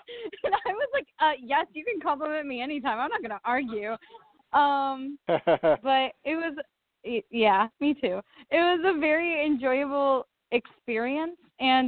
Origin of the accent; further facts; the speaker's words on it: Orlando, Florida, United States; moved away as an adult; now in Virginia, United States; I'm actually from Orlando. I came up to Virginia to study at George Mason for theater with a concentration in musical theater.